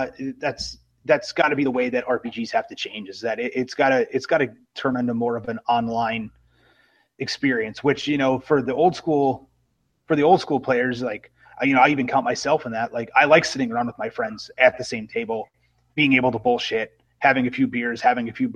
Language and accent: English; Madison, Wisconsin, United States; moved away; also born or lived in Milwaukee, Wisconsin; I'm actually originally from the Madison area. Okay. I was born and raised in Wisconsin.